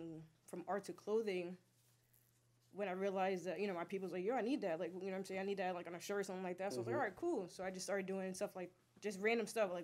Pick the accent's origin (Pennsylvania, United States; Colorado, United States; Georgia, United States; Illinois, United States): Pennsylvania, United States; Allentown; also born or lived in Bronx, New York; I kind of grew up in the east side.